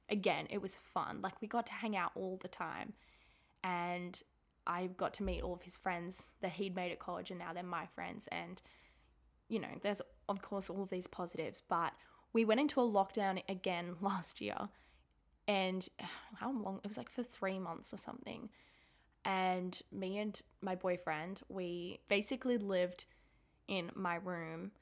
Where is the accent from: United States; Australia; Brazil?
Australia; Sydney, New South Wales; also born or lived in Melbourne; I moved away from Melbourne. I moved back home to Sydney.